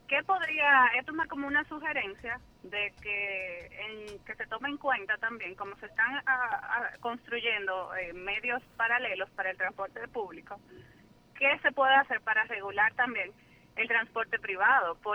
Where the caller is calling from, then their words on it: Santiago, Dominican Republic; Nada, yo estoy llamando, yo soy de Santiago